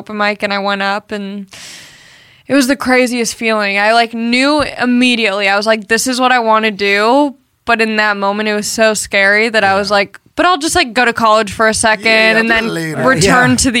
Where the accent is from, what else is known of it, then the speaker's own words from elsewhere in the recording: Long Beach, California, United States; moved away as an adult; also born or lived in Torrance, California / Orange County, California; now in Los Angeles, United States; I was born in Torrance at the Torrance Hospital. But then I pretty much grew up in Long Beach